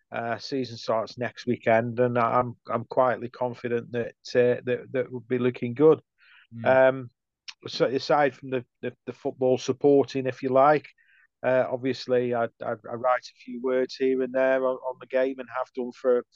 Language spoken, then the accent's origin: English; Stoke-on-Trent, West Midlands, United Kingdom; I'm born and bred in Stoke.